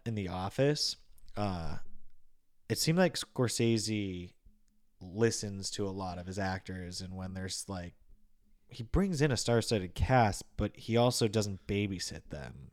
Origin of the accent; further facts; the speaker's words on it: Massachusetts, United States; I'm not from Boston, but being from Massachusetts, you obviously hear the accent